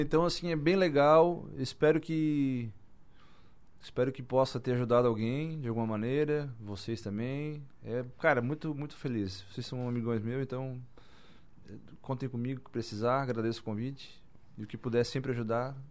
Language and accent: Portuguese; Içara, Santa Catarina, Brazil; Eu sou sarense, nasci em Sara, todo mundo me conhece em Sara